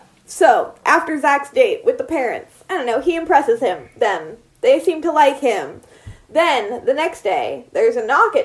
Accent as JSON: {"language": "English", "town": "Seattle", "region": "Washington", "country": "United States", "tie": "born or raised there"}